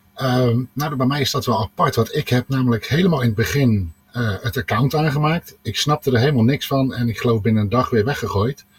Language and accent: Dutch; Eindhoven, North Brabant, Netherlands; Ik kom uit Eindhoven